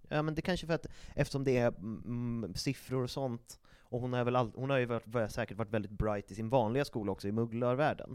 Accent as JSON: {"language": "Swedish", "country": "Sweden", "said": "vi är svenskar"}